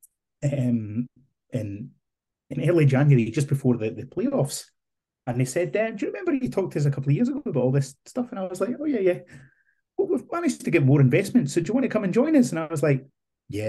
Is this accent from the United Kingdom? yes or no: yes; Scotland, United Kingdom; now in Isle of Man; being a Scotsman